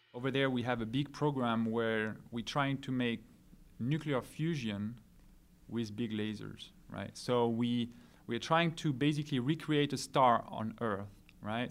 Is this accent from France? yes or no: yes; France; now in California, United States; I'm from France originally